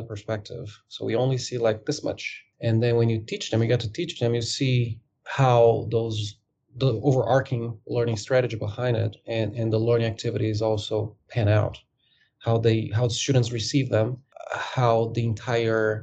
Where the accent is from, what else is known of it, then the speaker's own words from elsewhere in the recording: Brazil; moved away as an adult; also born or lived in Dubai, United Arab Emirates; now in United States; I am originally from Brazil. I worked at an airline in Brazil before in ticketing and ground operations while I was a student in college